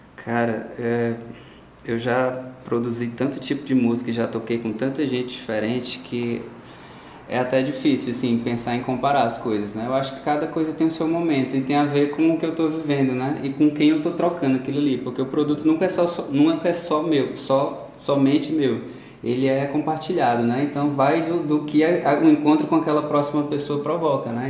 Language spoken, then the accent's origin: Portuguese; Ceará, Brazil; born or raised there; also born or lived in Parnaíba, Piauí